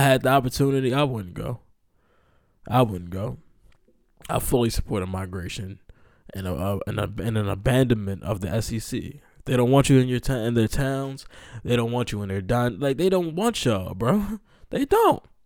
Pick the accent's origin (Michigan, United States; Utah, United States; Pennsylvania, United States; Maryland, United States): Maryland, United States; I'm from Maryland